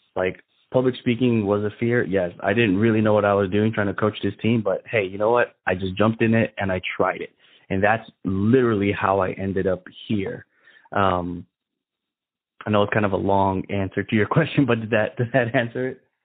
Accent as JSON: {"language": "English", "town": "Chicago", "region": "Illinois", "country": "United States", "tie": "born or raised there", "said": "growing up in Chicago, we we lived in the ghetto"}